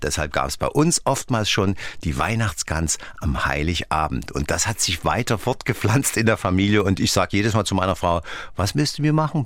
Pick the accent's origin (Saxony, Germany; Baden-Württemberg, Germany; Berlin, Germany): Saxony, Germany; Dresden; Ich bin ja in Dresden aufgewachsen